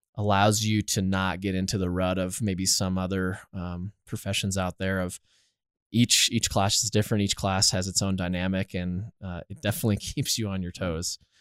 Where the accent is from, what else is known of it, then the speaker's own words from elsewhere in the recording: Littleton, Colorado, United States; I am born and raised in Littleton, Colorado, actually, so literally probably five, ten minutes down the road.